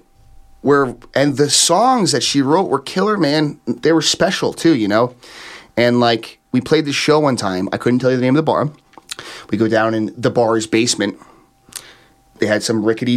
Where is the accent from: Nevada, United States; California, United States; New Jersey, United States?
New Jersey, United States; born or raised there